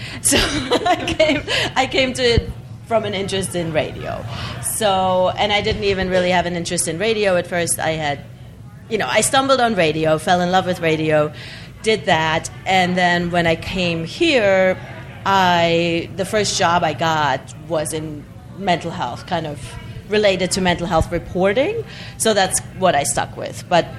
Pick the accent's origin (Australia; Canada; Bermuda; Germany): Germany; southwest Germany; moved away as an adult; I'm from the southwest, so I'm really close to the French border.